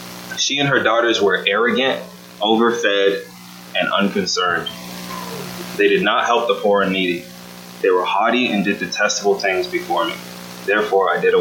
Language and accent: English; Austin, Texas, United States; my hometown